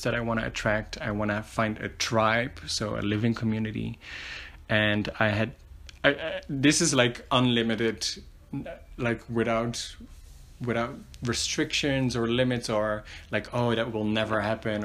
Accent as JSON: {"language": "English", "country": "Netherlands", "tie": "born or raised there", "moved": "as an adult", "lives_now": "Medellin, Colombia", "said": "I was born and raised in the Netherlands. I've lived there for most of my life."}